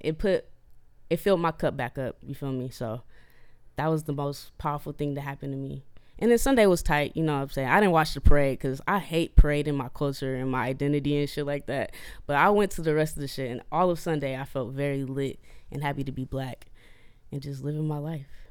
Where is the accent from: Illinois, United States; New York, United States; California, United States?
California, United States; Oakland; I'm from North Oakland, California